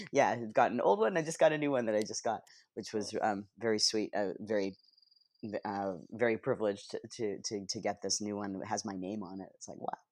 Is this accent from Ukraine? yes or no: no; Canada; moved away as an adult; also born or lived in Toronto; now in Los Angeles, United States; growing up in Canada and not having access like we do here in L